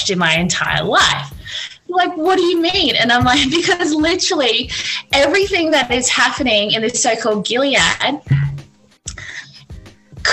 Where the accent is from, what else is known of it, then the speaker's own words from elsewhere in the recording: Australia; we, as in Australian citizens